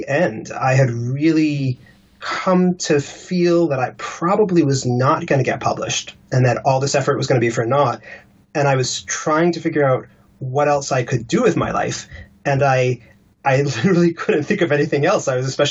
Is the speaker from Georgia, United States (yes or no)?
no; Washington, District of Columbia, United States; moved away as an adult; also born or lived in Los Angeles, United States; now in London, United Kingdom; I grew up in Washington, D.C.